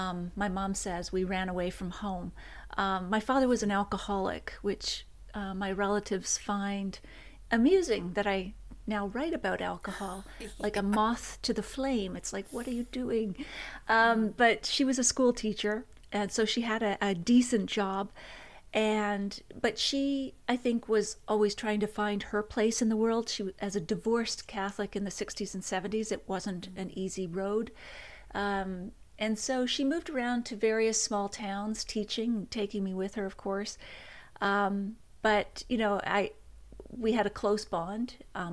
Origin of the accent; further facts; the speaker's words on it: Nova Scotia, Canada; also born or lived in Toronto; And officially, I was born in Toronto. And then we soon moved back to Nova Scotia, where all my relatives are from. And that would be a lot of small towns in Cape Breton